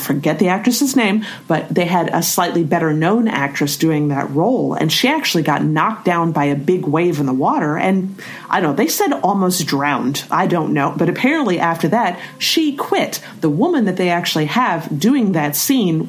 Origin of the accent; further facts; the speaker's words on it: Florida Gulf Coast, United States; now in San Diego, United States; we grew up in Florida on the Gulf Coast